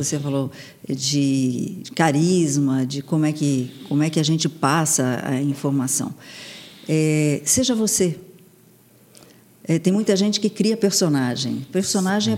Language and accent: Portuguese; Santos, São Paulo, Brazil; eu nasci em São Paulo, fui criada em Santos